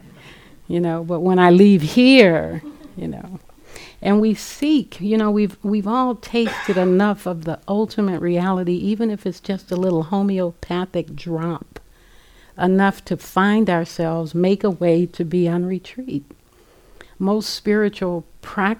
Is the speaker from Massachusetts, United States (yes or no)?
no; Los Angeles, California, United States; growing up in South Central Los Angeles